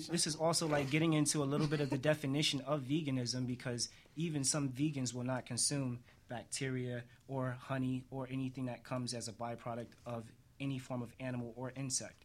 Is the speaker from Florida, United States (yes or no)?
no; New York, United States; I'm from New York, like most of us